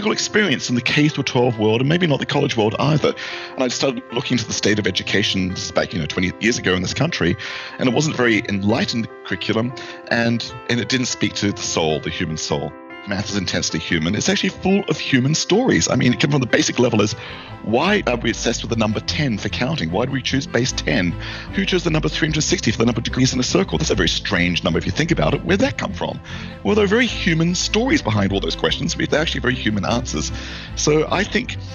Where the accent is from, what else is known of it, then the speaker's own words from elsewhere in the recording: Australia; moved away as an adult; now in United States; I'm from Australia. I came here 30 years ago, and I got my PhD in the United States